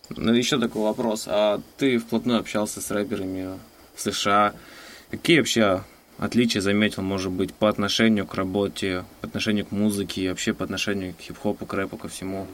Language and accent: Russian; Novokuznetsk, Kemerovo Oblast, Russia; moved away; я сам просто из Новокузнецка